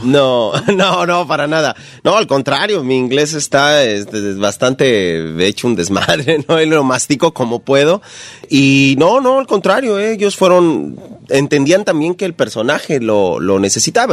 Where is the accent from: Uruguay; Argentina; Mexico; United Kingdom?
Mexico; Ecatepec, State of Mexico; Yo soy de la Ciudad de México, de Catepec.